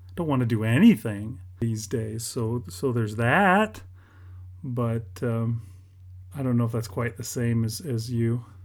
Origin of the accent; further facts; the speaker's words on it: United Kingdom; I'm British